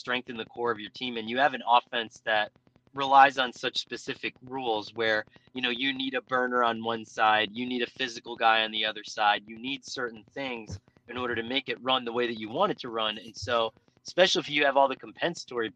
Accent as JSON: {"language": "English", "town": "Scranton", "region": "Pennsylvania", "country": "United States", "moved": "yes", "lives_now": "New Jersey, United States", "said": "I'm originally from Pennsylvania, like right outside of the Scranton area, and I live in New Jersey"}